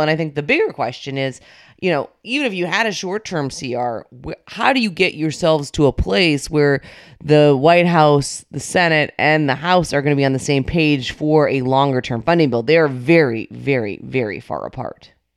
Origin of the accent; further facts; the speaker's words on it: North Dakota, United States; moved away; my home state of North Dakota